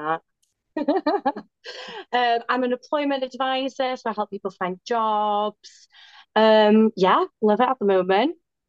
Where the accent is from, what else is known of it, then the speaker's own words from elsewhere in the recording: Wales, United Kingdom; I'm back in Wales. I'm like on home turf.